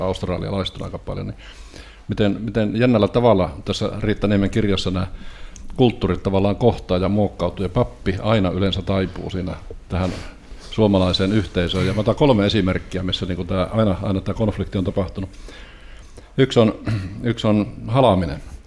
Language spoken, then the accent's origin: Finnish; Rovaniemi, Lapland, Finland; also born or lived in Kemi; now in Turku, Finland; Mä olen syntynyt, tai syntynyt Kemissä, mutta asunut nuoruutena ja myöhemmin elämäni Rovaniemellä.